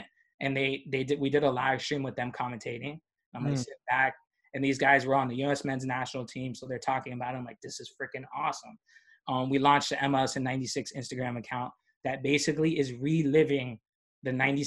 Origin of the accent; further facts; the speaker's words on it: Miami, Florida, United States; moved away; I'm from Miami